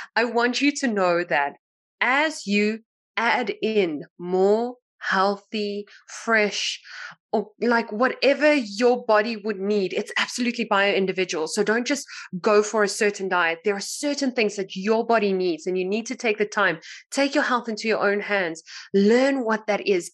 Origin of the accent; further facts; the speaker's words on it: South Africa; I'm from South Africa